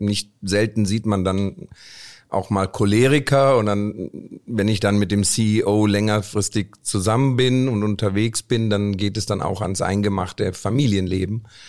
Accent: Cologne, North Rhine-Westphalia, Germany; moved away as an adult; also born or lived in India / Stuttgart; ich komme aus Indien, bin mit vier Jahren nach Deutschland gekommen, habe dann in Köln, bin ich in Köln aufgewachsen

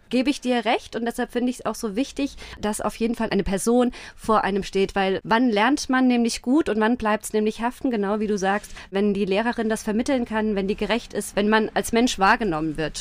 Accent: Rhineland-Palatinate, Germany; born or raised there; moved away as an adult; also born or lived in Homburg, Saarland / Mainz; now in Rheinhessen, Germany

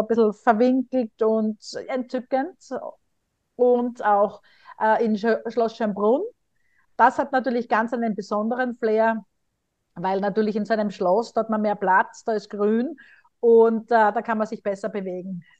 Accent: Graz, Styria, Austria; moved away; In meiner Heimat Graz

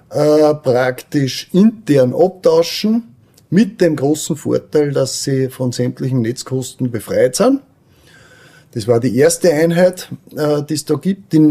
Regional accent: Weizenkirchen, Upper Austria, Austria; ich bin aus Weizenkirchen und bin dort in der Gemeindepolitik tätig

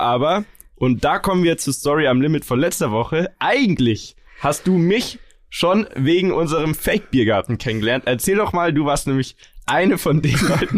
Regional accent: Munich, Bavaria, Germany; uns als Münchner

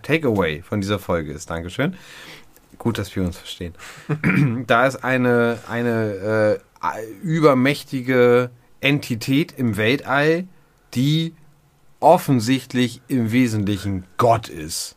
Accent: Hamburg, Germany; Und ich bin ja nun wie du ein Kind der Großstadt, der Hamburger norddeutschen Großstadt

